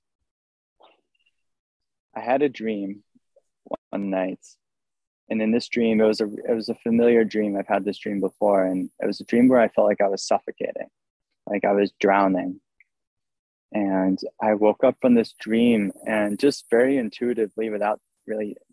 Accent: Maine, United States; I was born on my birth certificate in 1990 when I was born in Maine

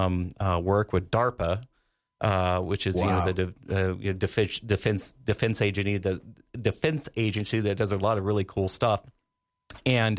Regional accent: Sheridan, Wyoming, United States; moved away as an adult; I grew up here in Sheridan, and Sheridan's always been my home

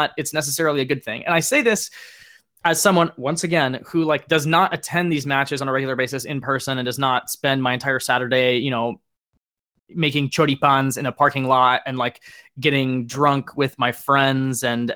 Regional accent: United States; as an American fan that pretty much exclusively watches European soccer

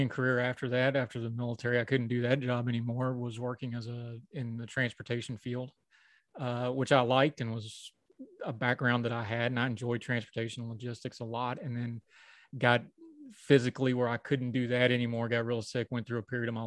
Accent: West Virginia, United States; moved away as an adult; Wound up back in my hometown working at Walmart

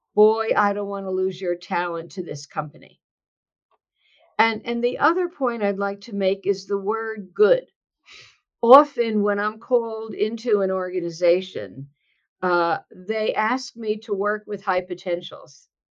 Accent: New Jersey, United States; now in California, United States; I am um, born and bred in New Jersey. And although I live now in sunny California, I am a Jersey girl at heart

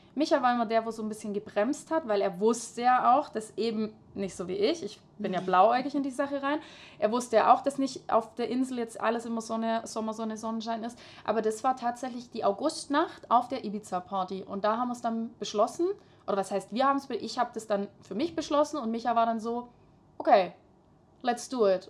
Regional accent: Hohenlohe, near Schwäbisch Hall, Baden-Württemberg, Germany; ich komme aus Hohenlohe bei Schwäbisch Hall in der Nähe. Und ähm, ja, ich bin ganz normal in die Grundschule gegangen

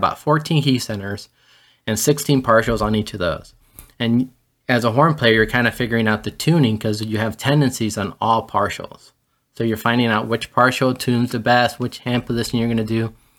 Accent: Miami, Florida, United States; also born or lived in Gran Canaria, Spain; And I was born in 73 in La Palma, Gran Canaria, which is a little island off of Africa that is property of Spain. And that's where my grandparents were from. And at some point, my parents decided to move to the States. And I was 6 months old and we came over. Grew up in Miami.

